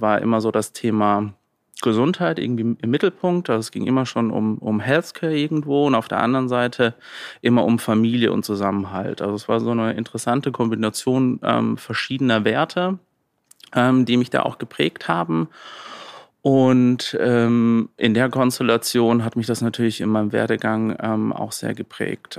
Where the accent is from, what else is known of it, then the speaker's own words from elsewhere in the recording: Landau, Rhineland-Palatinate, Germany; Also Landau in der Pfalz. Ähm, bin immer noch gerne da. Ähm, bin ich aufgewachsen